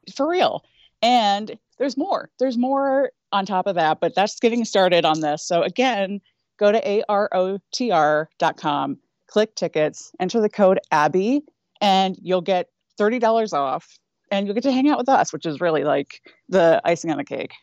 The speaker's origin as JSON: {"language": "English", "region": "Northeast Ohio", "country": "United States", "tie": "born or raised there", "said": "I grew up in Northeast Ohio"}